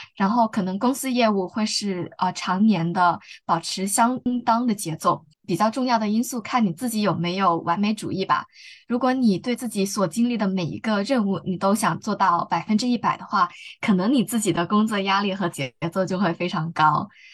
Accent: Guangdong, China; moved away as an adult; also born or lived in Beijing; now in Hong Kong; 我本身就是在广东长大的，尽管我在北京进行了两年多的学习

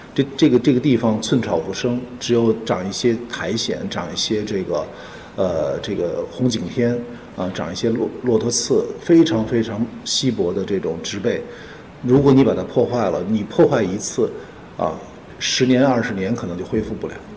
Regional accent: Xinjiang, China; 因为我生在，生在西北吧，生在新疆

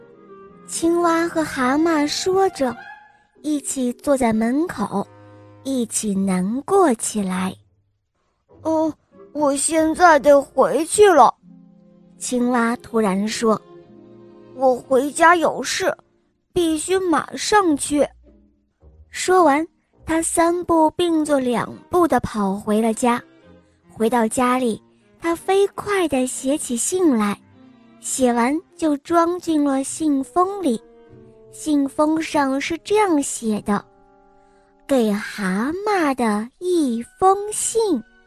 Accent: Beijing, China; 今年我五岁半了，我来自北京

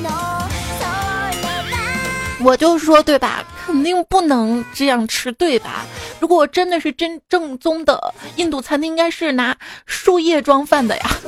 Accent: Shaanxi, China; 给我们陕西人一个一个馍一个馍，能夹住整个世界

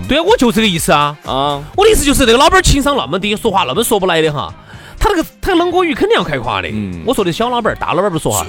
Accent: Chengdu, Sichuan, China; 我们成都这边呢，四川人哈，这种生活习性呐，说话方式啊

